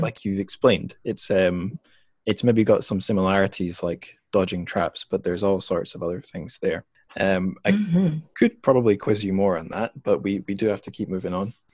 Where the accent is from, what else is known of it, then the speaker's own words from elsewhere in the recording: Scotland, United Kingdom; moved away as an adult; also born or lived in China; home to my home country of Scotland